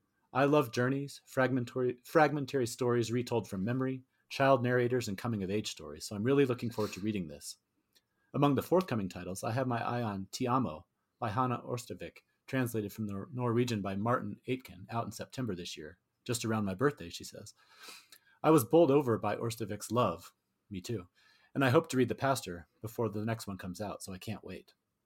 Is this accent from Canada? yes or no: no; India; first language Tamil; English is a second language; I first came across Ambai's work when I was an undergraduate in India. Okay. Tamil is my mother tongue, and while I can speak it fluently, I do not know how to read and write Tamil